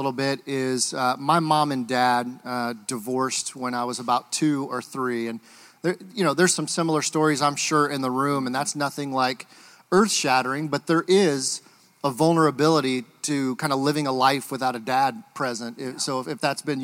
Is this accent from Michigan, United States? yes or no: yes; Michigan, United States; moved away; I'm originally from Michigan